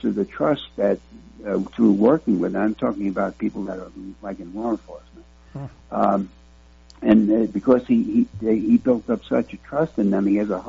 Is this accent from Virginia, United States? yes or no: no; New York City, New York, United States; now in Arizona, United States; I grew up in Kings County, so I speak the King's English